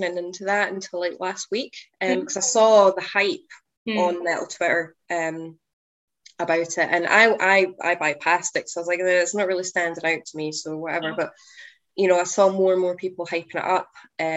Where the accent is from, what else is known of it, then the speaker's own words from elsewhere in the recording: Scotland, United Kingdom; my fellow Scottish friends